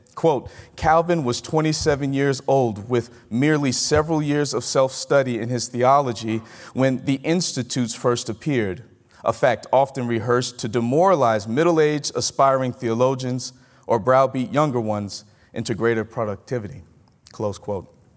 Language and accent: English; Mississippi, United States; moved away as an adult; I'm from Mississippi.